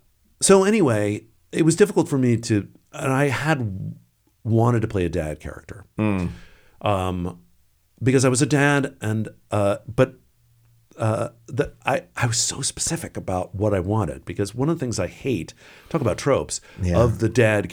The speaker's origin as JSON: {"language": "English", "town": "Washington", "region": "District of Columbia", "country": "United States", "tie": "born or raised there", "said": "Yeah, of course. Also, you know, growing up in the Washington area."}